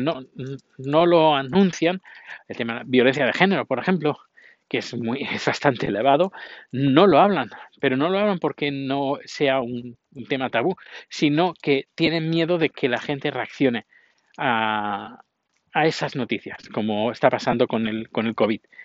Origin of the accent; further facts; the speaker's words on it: Spain; moved away as an adult; now in Sweden; yo no soy del país donde he nacido, yo soy del país donde estoy viviendo. Ahora soy sueco, pero no quiere decir que a lo mejor dentro de un tiempo eh, vuelva a España